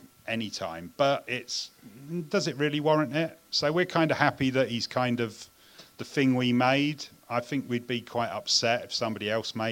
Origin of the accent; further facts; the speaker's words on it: United Kingdom; moved away; as a Brit